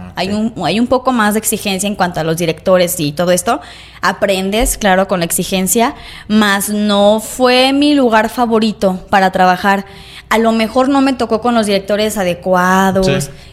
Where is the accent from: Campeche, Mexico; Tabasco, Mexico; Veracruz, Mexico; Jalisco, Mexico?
Jalisco, Mexico; Lagos de Moreno; A los siete años empecé aquí en Lagos